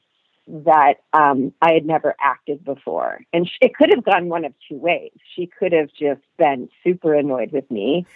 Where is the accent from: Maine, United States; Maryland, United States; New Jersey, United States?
Maine, United States; Augusta; moved away as an adult; also born or lived in New York; I grew up in Augusta, Maine